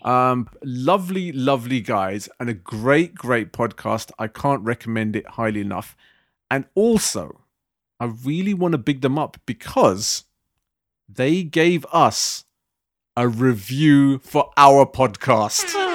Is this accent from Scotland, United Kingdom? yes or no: no; London, United Kingdom; growing up in the Asian communities in West London, where I grew up